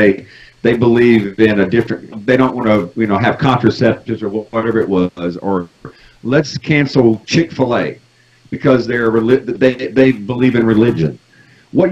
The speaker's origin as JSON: {"language": "English", "country": "United States", "said": "as an American"}